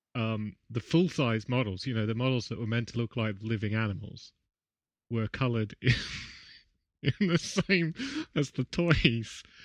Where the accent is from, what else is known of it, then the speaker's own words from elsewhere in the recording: Canberra, Australian Capital Territory, Australia; in my hometown